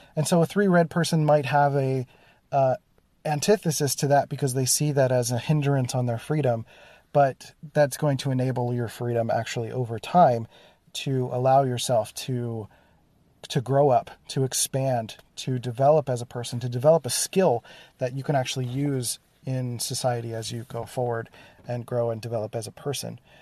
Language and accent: English; Philadelphia, Pennsylvania, United States; growing up in Philadelphia, there was literally a place called Germantown